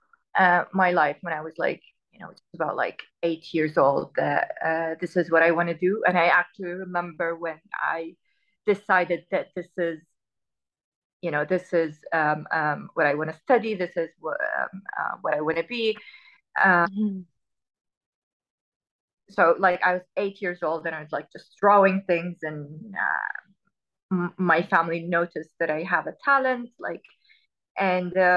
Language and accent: English; United Arab Emirates; also born or lived in Khorfakkan, Sharjah / Sharjah / Dubai / Abu Dhabi; I was born in a village in the United Arab Emirates. It's called Khorfakkan.